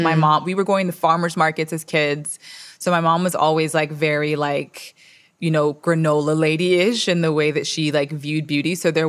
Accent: Miami, Florida, United States; also born or lived in Toronto, Canada; So I was born in Canada, in Toronto. Shout out to the six. And then at 5 years old, I moved to Dade County, Miami, Florida.

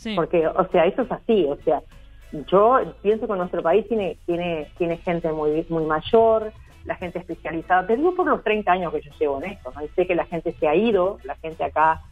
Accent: San José de Mayo, San José, Uruguay; la escuela donde yo me crié en San José, yo soy maragata

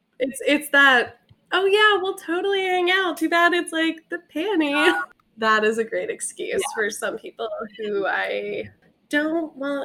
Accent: Pennsylvania, United States; moved away; I'm from Pennsylvania where like you have to sell liquor at a liquor store

